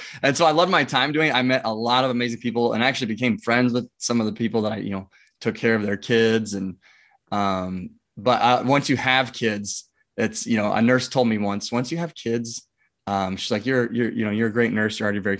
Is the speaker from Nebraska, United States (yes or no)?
yes; Omaha, Nebraska, United States; Yeah, I'm from Omaha, Nebraska, born and raised, have a wife, two kids.